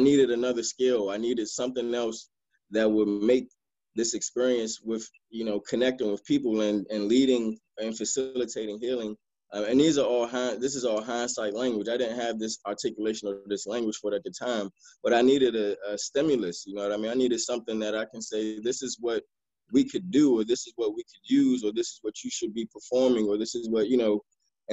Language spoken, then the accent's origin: English; Maryland, United States; also born or lived in Washington, D.C.; then moved to Maryland, spent most of my time in Maryland